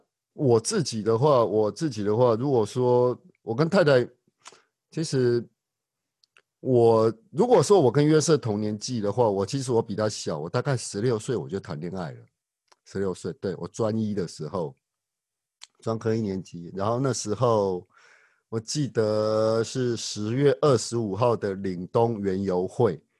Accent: Taiwan; accent: Taiwanese Mandarin; 不是四岁，是十岁，十岁，十岁。对不起，我有台湾国语。

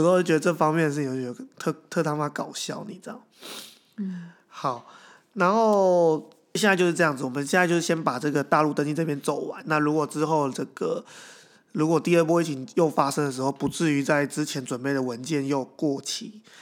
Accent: Taiwan; accent: Taiwanese; 我一个台湾口音走在北京路上

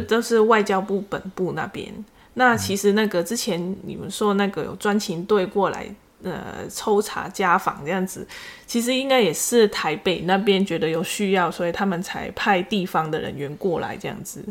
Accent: Macau; now in Taiwan; 我不是大陆的，我是澳门的

